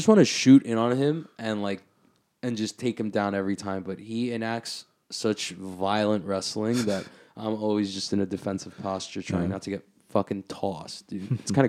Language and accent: English; Flushing, New York, United States; I grew up out here in Bayside, Flushing, so I'm very familiar.